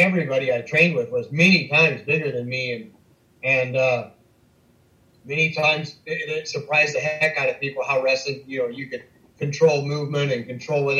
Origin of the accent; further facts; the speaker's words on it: Southern Iowa, United States; moved away as an adult; also born or lived in South Bay, California; growing up in Southern Iowa